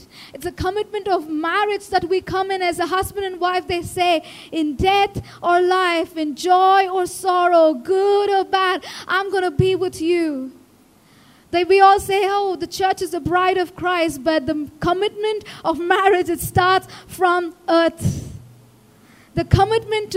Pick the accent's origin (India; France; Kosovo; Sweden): India; As an Indian kid